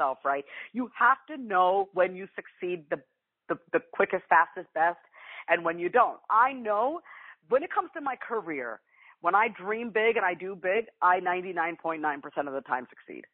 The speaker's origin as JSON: {"language": "English", "region": "New York", "country": "United States", "said": "I'm from New York, so I always say you guys, I can't help it"}